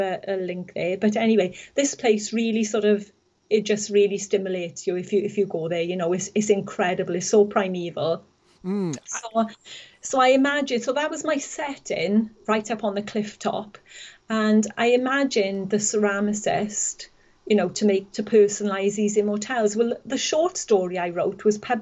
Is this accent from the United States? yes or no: no; the Valleys, Wales, United Kingdom; moved away as an adult; I was from the Valleys originally, spent most of my life there. But 3 years ago, we moved here